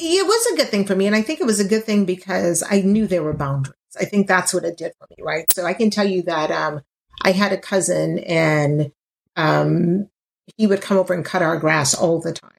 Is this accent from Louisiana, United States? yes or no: yes; Louisiana, United States; I'm from Louisiana